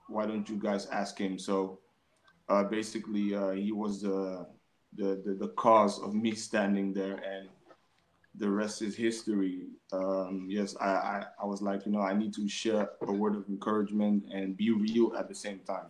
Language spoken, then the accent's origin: English; Amsterdam, North Holland, Netherlands; I grew up in Amsterdam North